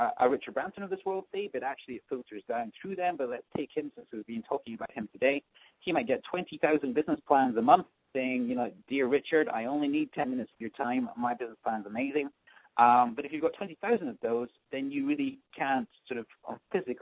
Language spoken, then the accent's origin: English; Scotland, United Kingdom; moved away as an adult; also born or lived in London; now in New York, United States; I'm from Scotland, as people might spot from the accent